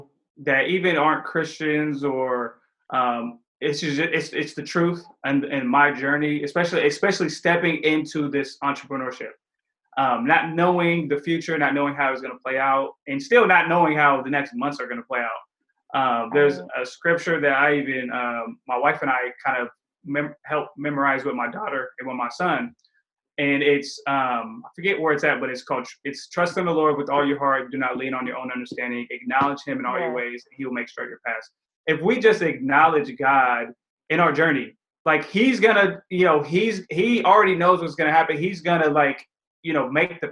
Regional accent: Highland Park, United States; I come from Highland Park

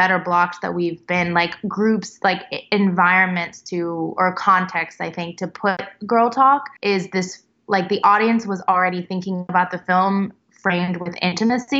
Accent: Tennessee, United States; I'm from Tennessee

